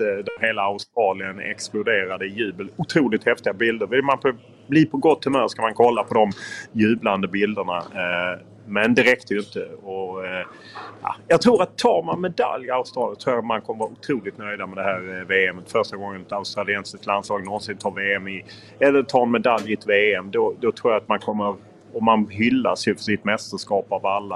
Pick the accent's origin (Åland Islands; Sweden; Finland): Sweden; Lund, Skåne; now in Stockholm, Sweden; jag är från Lund